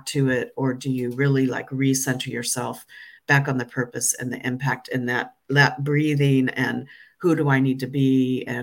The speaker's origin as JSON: {"language": "English", "country": "United States", "also_born_or_lived": "London", "moved": "as an adult", "said": "I'm no longer purely American. I'm certainly not British or European, but I'm something in between"}